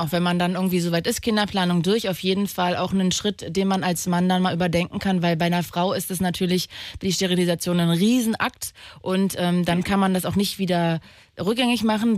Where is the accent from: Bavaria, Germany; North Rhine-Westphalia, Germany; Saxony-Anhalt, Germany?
Saxony-Anhalt, Germany; Magdeburg; ich bin ein Magdeburger Kind